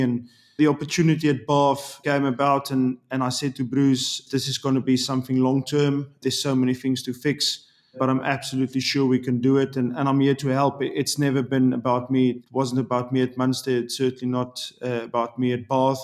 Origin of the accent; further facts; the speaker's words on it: South Africa; moved away as an adult; also born or lived in Ireland; now in England; I'm a South African. I love my country.